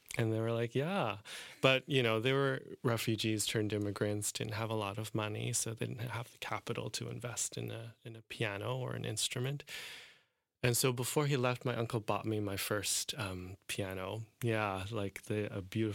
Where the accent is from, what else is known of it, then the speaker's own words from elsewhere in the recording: Calgary, Alberta, Canada; also born or lived in Hong Kong; I grew up in Calgary